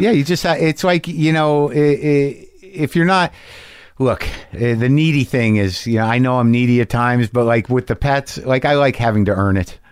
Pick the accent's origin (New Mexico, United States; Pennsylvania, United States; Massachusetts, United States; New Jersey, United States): New Mexico, United States; I grew up in New Mexico